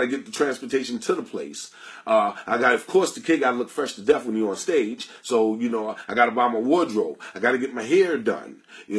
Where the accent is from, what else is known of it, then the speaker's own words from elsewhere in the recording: New York City, New York, United States; It's not easy for us black people out here. I grew up in Queens and in Harlem, I was born in the 60s